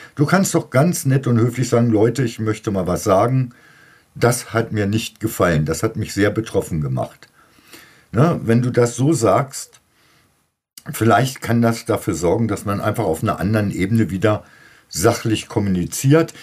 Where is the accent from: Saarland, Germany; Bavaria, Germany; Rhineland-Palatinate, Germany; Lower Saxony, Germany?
Lower Saxony, Germany; Bei uns in Niedersachsen